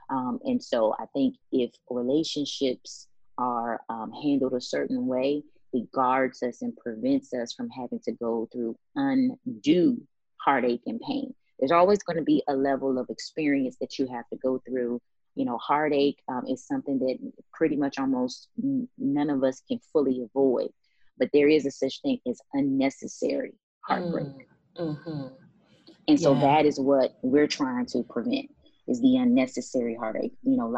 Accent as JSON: {"language": "English", "region": "the North", "country": "United States", "said": "I'm from the North, and I enjoy being a Northerner, and Dallas just seemed a little too, you know, deserty for my taste."}